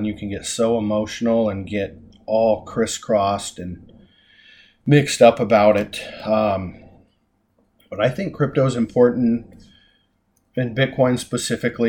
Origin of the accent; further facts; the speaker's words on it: Hysham, Montana, United States; also born or lived in Dickinson, North Dakota / Billings, Montana; I grew up in Hysham